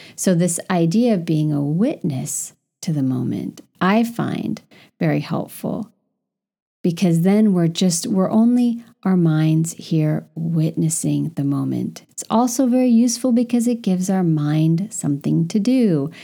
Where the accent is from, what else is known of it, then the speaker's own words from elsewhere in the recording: California, United States; moved away as an adult; now in Paris, France; I, as a Californian